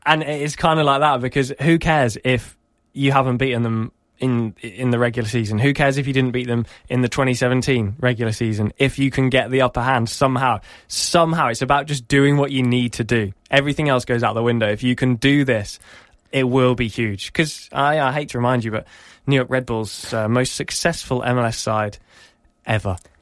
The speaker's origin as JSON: {"language": "English", "town": "Norwich", "region": "East of England", "country": "United Kingdom", "tie": "born or raised there", "said": "my hometown of, uh, of Norwich"}